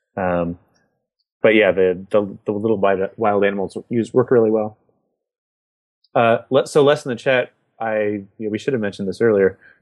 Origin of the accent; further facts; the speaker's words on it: United States; I'm an American